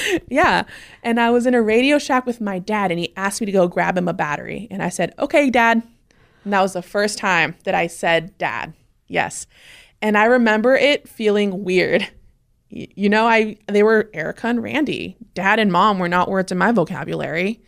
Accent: Clearlake, California, United States; I was born in Lake County, California. The part of California that's always on fire. That's what I tell everyone every year. It's Northern California. Clear Lake, California was where I was born.

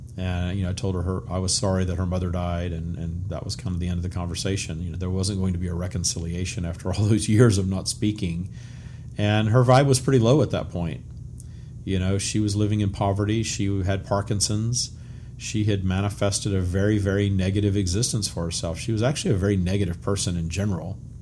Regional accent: Louisiana, United States; I grew up in the 70s and 80s in small town Louisiana, very Bible Belt, very much ruled by the First Baptist Church, my hometown

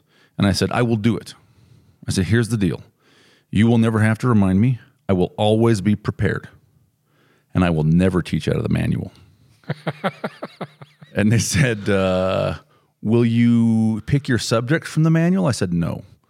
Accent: Provo, Utah, United States; I was basically a Provo boy and I'd been on mission and I lived elsewhere, but you know, I was from Provo

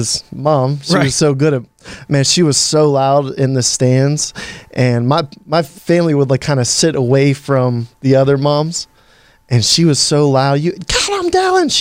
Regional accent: Western Pennsylvania, United States; also born or lived in Butler, Pennsylvania / New York City; I'm from Western Pennsylvania, small town, Lower Borough, Pennsylvania. I lived there till about fifth grade.

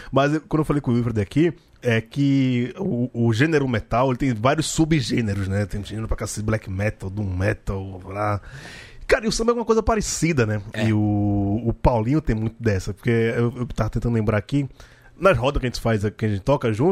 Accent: Recife, Pernambuco, Brazil; now in São Paulo, Brazil; Aí, eu, quando eu vim de Recife pra vir aqui em São Paulo, sei lá, a gente tem uma coisa mais, né, swingada, muita coisa, do, sabe, do... De, de afoxé, de maracatu.

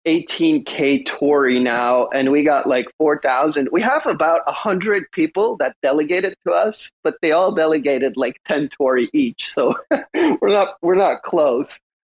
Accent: Canada; I'm Canadian

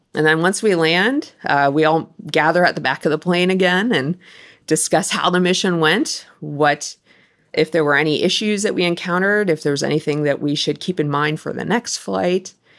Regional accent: Wisconsin, United States; moved away; I grew up in Wisconsin

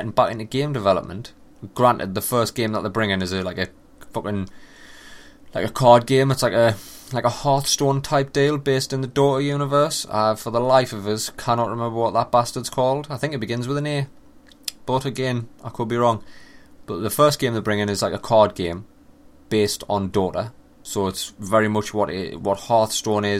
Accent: England, United Kingdom; I'm from England

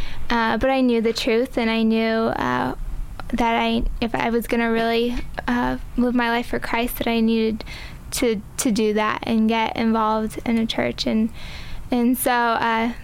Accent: Seminole, Florida, United States; I grew up in Seminole. Basically grew up by the beach my whole life.

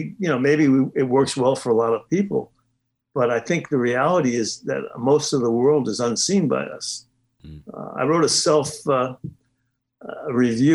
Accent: New York City, New York, United States; moved away; also born or lived in Hingham, Massachusetts; I grew up in the Bronx

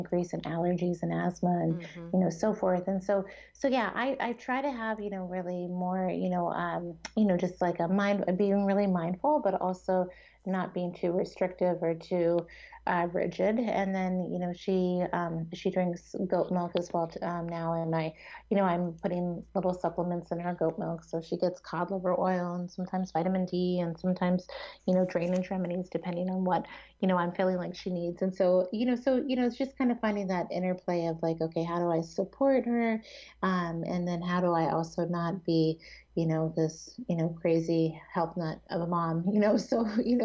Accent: East Coast, United States; now in Seattle, United States; I grew up on the East Coast and now I live in Seattle

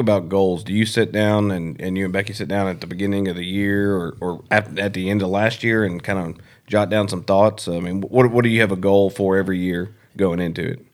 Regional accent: Georgia, United States; It was at Lanier growing up in Georgia

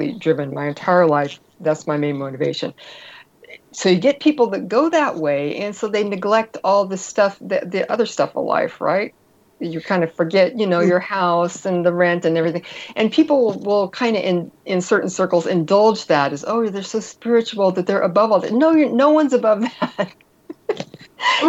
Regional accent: Berkeley, California, United States; also born or lived in Marin County, California; I come from Northern California, Marin and Berkeley in the 70s and 80s and 90s

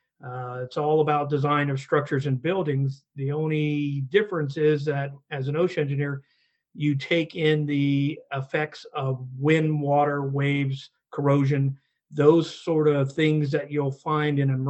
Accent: Orlando, Florida, United States; now in Newburyport, United States; I grew up in, back then was a small town, not so much today, but Orlando, Florida, home to Disney World

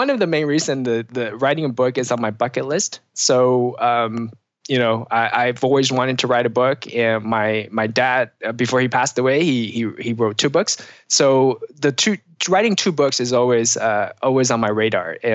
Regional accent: Pacific Northwest, United States; Um, so I'm from the Pacific Northwest

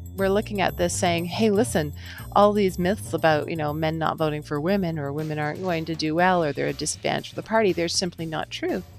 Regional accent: Canada; being Canadian

